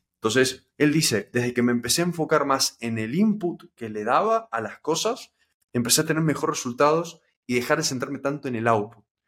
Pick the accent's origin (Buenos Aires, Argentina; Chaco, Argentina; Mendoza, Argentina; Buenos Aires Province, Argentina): Mendoza, Argentina; yo no tengo parientes acá, yo soy de Mendoza